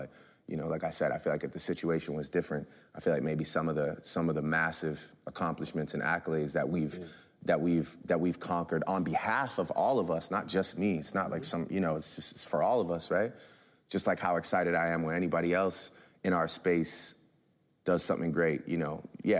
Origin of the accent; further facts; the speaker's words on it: Canada; like being light-skinned, you know, being Canadian